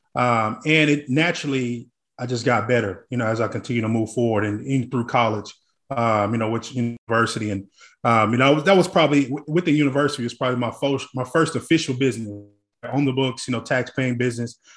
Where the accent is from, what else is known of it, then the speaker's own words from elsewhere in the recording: Tulsa, Oklahoma, United States; now in Dallas, United States; growing up in Tulsa, Oklahoma